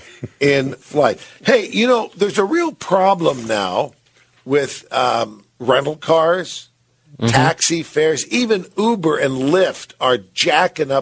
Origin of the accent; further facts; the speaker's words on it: San Francisco, California, United States; now in Salt Lake City, United States; my hometown where I grew up, went to school in San Francisco